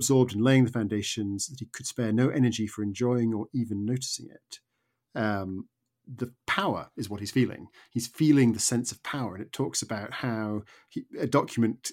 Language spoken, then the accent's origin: English; suburban town north of New York, United States; now in United Kingdom; I grew up in America and I lived for 10 years in a sort of suburban town just north of New York